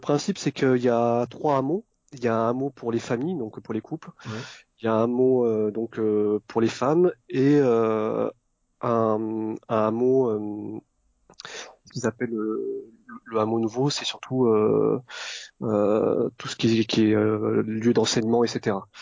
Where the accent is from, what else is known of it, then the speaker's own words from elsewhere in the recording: Vietnam; là où je suis né au Vietnam